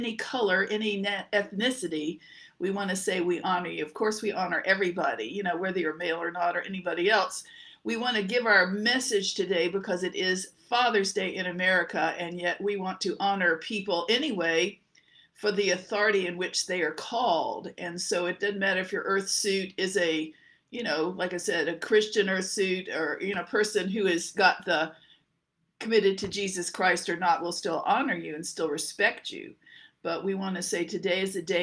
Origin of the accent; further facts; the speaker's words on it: Norfolk, Virginia, United States; also born or lived in Louisville, Kentucky / Dallas; we lived growing up in Norfolk, Virginia